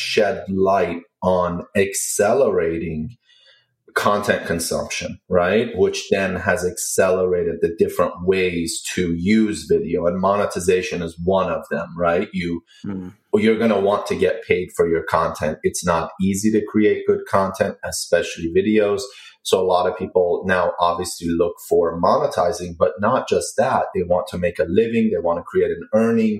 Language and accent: English; Maryland, United States; moved away as an adult; now in Washington, D.C., United States; I grew up pretty much in Maryland. I live in the city now in Washington, D.C.